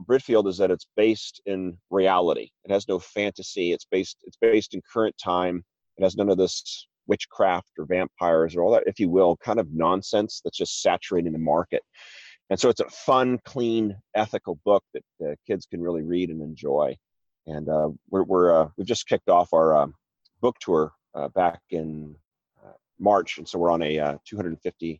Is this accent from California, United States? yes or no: yes; Newport Beach, California, United States; moved away as an adult; also born or lived in Wellesley, Massachusetts; I'm originally from Newport Beach, California, but had moved back east to Wellesley, Massachusetts for education and then work